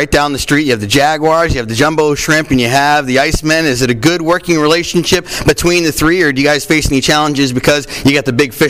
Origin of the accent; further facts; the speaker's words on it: Portland, Maine, United States; Growing up in Portland, Maine